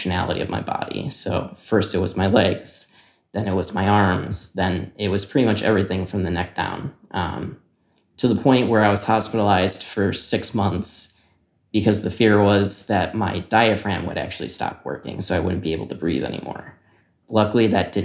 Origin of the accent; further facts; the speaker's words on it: Naperville, Illinois, United States; I'm from Naperville, Illinois.